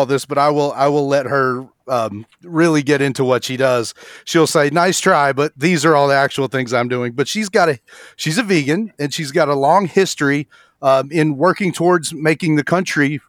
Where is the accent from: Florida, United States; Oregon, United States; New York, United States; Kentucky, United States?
Kentucky, United States; central; in the Bible Belt here in central Kentucky